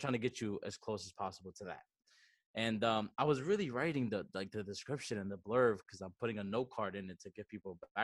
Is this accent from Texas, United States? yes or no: no; New York City, New York, United States; also born or lived in Baní, Dominican Republic; I came to the Bronx when I was 8 years old with my family. So we're a family of immigrantes. And I was raised here pretty much